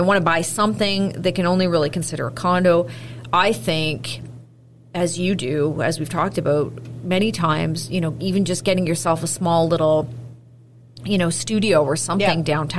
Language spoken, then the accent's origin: English; Milton, Ontario, Canada; moved away; I grew up in Milton.